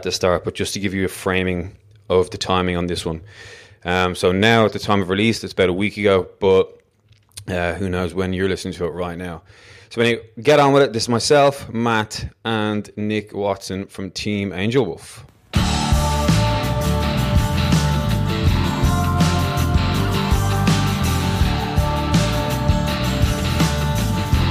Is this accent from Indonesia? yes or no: no; Ireland; as an Irish guy